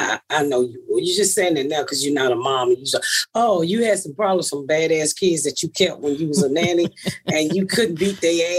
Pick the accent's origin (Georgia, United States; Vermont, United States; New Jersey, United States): Georgia, United States; Atlanta; I'm from Atlanta, so I'm 49 years old.